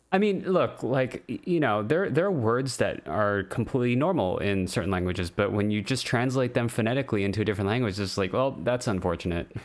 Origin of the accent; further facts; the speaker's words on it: Hawaii, United States; I'm from Hawaii